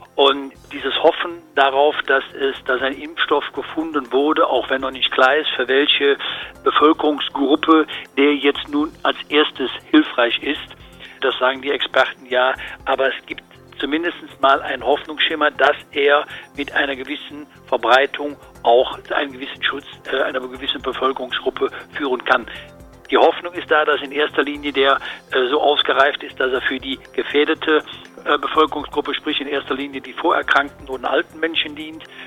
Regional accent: Cologne, North Rhine-Westphalia, Germany; als Kölner

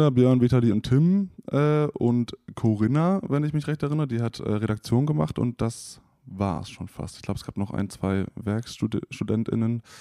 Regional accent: Oldenburg, Lower Saxony, Germany; now in Cologne, Germany; ich komme aus Oldenburg, wenn wir jetzt mal ganz am Anfang anfangen. Ich bin aus dem Norden, äh, bin dann zum Studium nach Köln gezogen

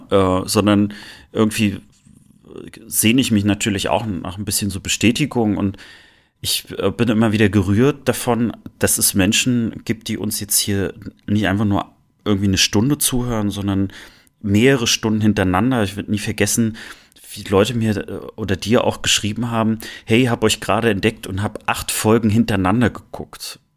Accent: East Germany, Germany; was hat eigentlich deine und meine Jugend mit uns im Osten gemacht?

